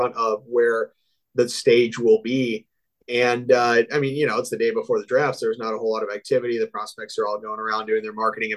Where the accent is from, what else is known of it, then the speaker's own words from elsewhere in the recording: Iowa, United States; also born or lived in Columbia, Missouri; now in Houston, United States; I grew up in Iowa